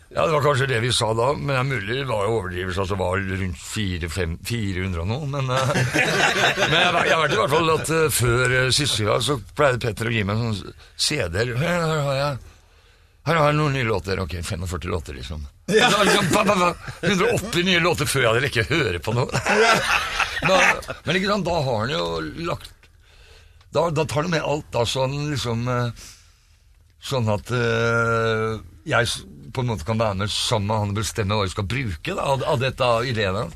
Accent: Fredrikstad, Østfold, Norway; moved away as an adult; now in Oslo, Norway; Jeg er fra Fredrikstad, bodde der i 20 år før jeg flytta

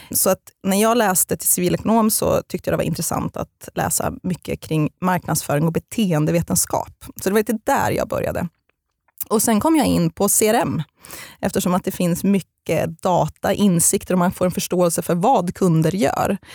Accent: Eskilstuna, Södermanland, Sweden; also born or lived in Halmstad; Men jag är främst uppvuxen i Eskilstuna för mina föräldrar skildes när jag var fem år gammal.

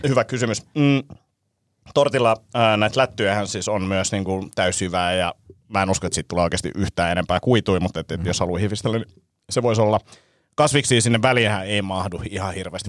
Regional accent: Vantaa, Uusimaa, Finland; mä oon itse Martinlaaksosta kotosi

